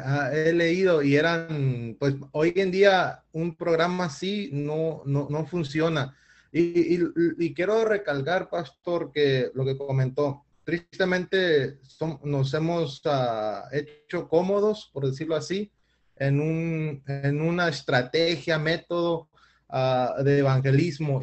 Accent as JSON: {"language": "Spanish", "country": "Mexico", "said": "aquí en mi país, eh, específicamente estoy hablando de México"}